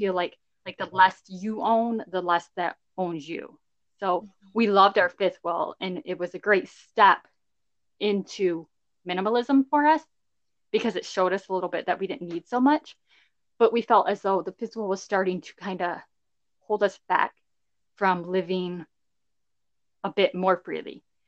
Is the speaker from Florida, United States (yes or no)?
no; southeast Michigan, United States; Michigan is our home base. Yeah, we both grew up in Michigan, southeast Michigan area.